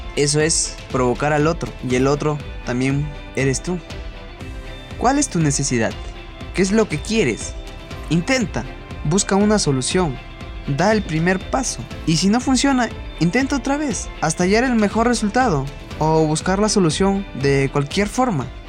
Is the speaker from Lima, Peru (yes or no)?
no; Huancabamba, Piura, Peru; soy de Huancabamba, distrito de la Sierra de Piura